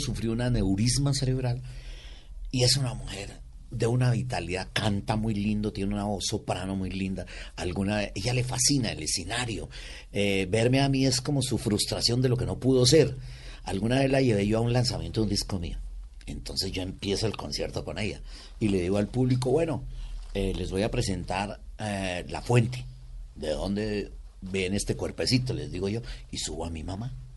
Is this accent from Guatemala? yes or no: no; Cali, Valle del Cauca, Colombia; moved away; also born or lived in Bogotá; yo soy caleño por mi padre, eh, cundiboyaco por mi mamá